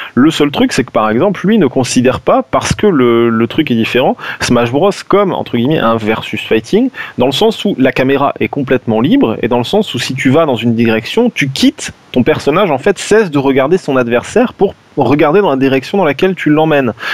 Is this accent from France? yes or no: yes; France; on est des Français